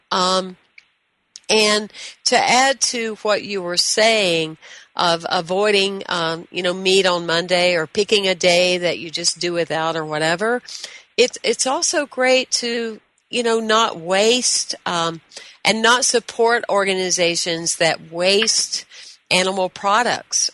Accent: the South, United States; I was raised in the South.

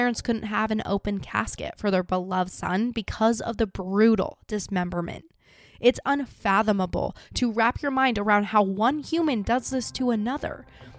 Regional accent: Idaho Falls, Idaho, United States; my hometown of Idaho Falls

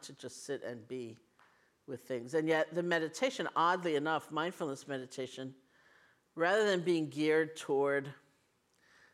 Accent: New York City, New York, United States; I grew up in New York City with my grandparents, so they were Eastern European immigrants

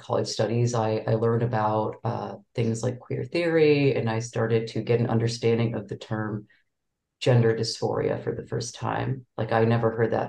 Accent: Chicago, Illinois, United States; now in Boston, United States; I grew up in Chicago and like the Wrigleyville area, Boys Town area

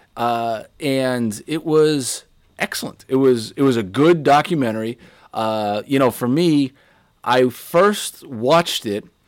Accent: Pittsburgh, Pennsylvania, United States; I was born in Pittsburgh, Pennsylvania

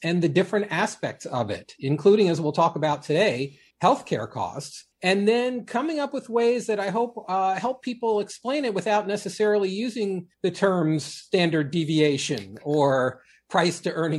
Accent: D.C., District of Columbia, United States; I grew up outside of Washington, D.C. I'm one of those people that's never been more than an hour from where I was born

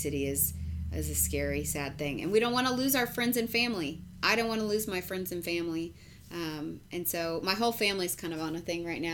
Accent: Texas, United States; I'm a Texan

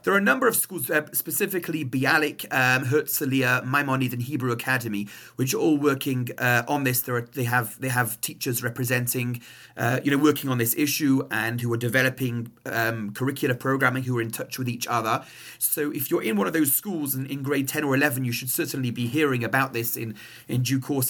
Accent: England, United Kingdom; now in Montreal, Canada; my accent is not Canadian, uh, I'm from England

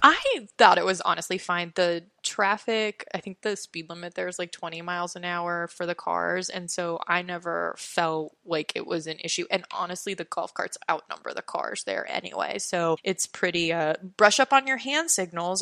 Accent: East Coast, United States; also born or lived in Los Angeles, California; I was originally from Los Angeles, so we grew up as little kids going to Disneyland. And then when I was about six years old, we moved to the East Coast

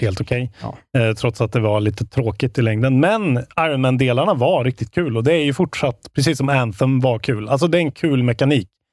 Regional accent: Värmland, Sweden; moved away; jag var hemma i Värmland i helgen

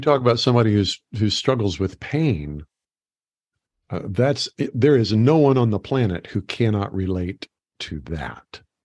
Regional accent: United States; also born or lived in Phoenix; I was from America

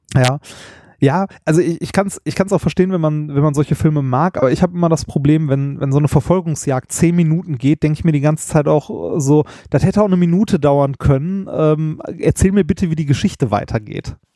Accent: Ruhr area, North Rhine-Westphalia, Germany; Ich bin ein Kind des Ruhrgebiets, was man vielleicht auch hört.

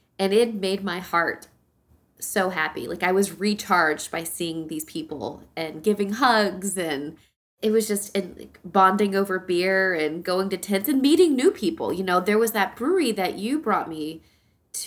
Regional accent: North Carolina, United States; from Wilson, North Carolina. Shout out to my home state

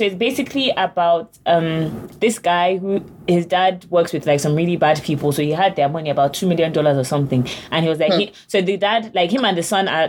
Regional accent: London, United Kingdom; now in United States; I'm actually from London. I don't do this. I don't do American things like

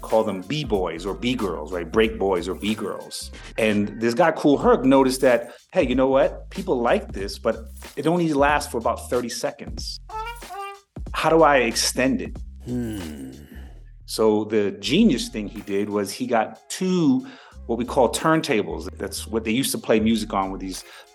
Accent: New York City, New York, United States; I'm from New York City, but it's also the birthplace of hip-hop

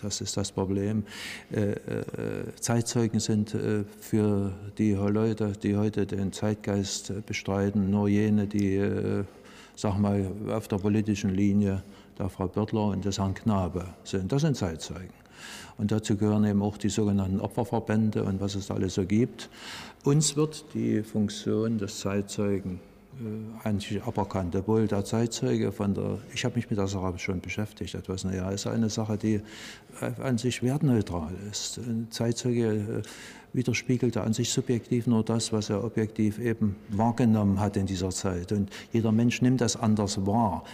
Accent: East Germany, Germany; bei uns in der DDR

